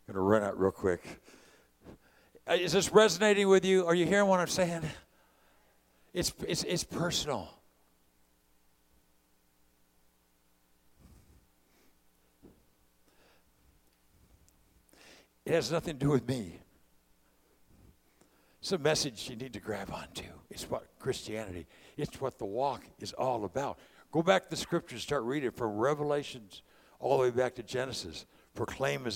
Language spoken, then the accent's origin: English; California, United States; I'm a California guy